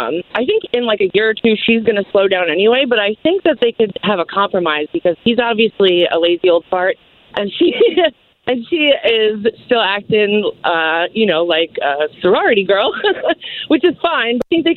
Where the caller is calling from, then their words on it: Raleigh, North Carolina, United States; I'm calling from Raleigh. So I am around her age. I'm like a little bit older.